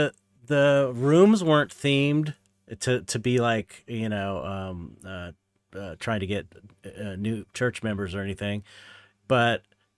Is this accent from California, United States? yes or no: yes; San Pedro, California, United States; And it was in Torrance. I was from San Pedro. Torrance is like, I don't know, 15, 20 minutes outside of town.